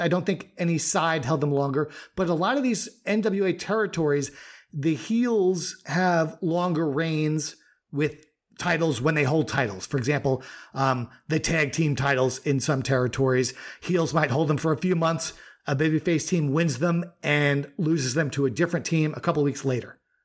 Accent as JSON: {"language": "English", "region": "New York", "country": "United States", "tie": "born or raised there", "said": "you growing up in New York like me"}